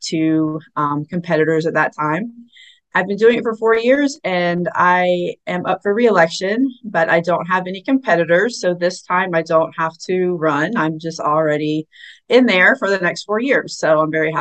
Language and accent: English; Tallahassee, Florida, United States; also born or lived in Atlanta, Georgia; I'm from Tallahassee, and I went to Florida State, go Noles, and moved to Atlanta with my husband